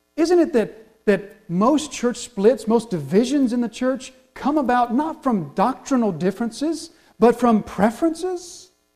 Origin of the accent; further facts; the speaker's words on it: the South, United States; We're from the South